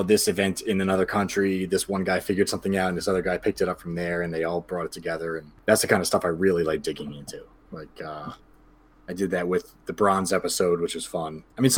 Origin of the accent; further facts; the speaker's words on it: Yonkers, New York, United States; now in Beacon, United States; I grew up in Yonkers, which is just outside of New York City. So I've been here kind of my whole life.